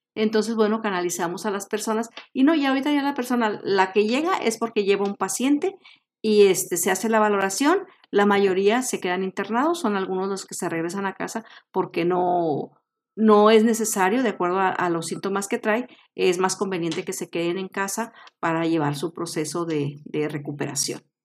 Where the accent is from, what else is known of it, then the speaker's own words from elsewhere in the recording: Mexico; tenemos como mexicanos